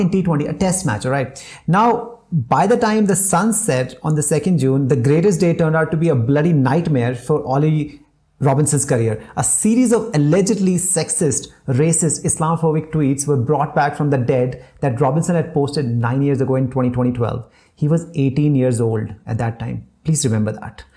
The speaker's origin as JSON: {"language": "English", "country": "India", "said": "We are like Indian Asians"}